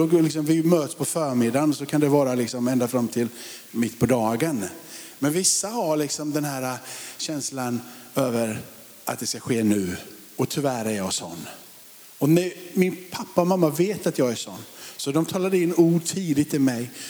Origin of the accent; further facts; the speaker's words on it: Sweden; vi är ju ändå svenskar och liksom bor i Sverige